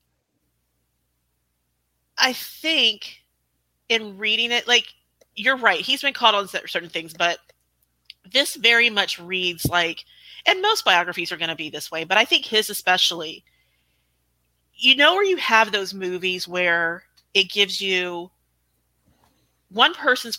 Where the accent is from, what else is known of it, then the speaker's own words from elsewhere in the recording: United States; I'm American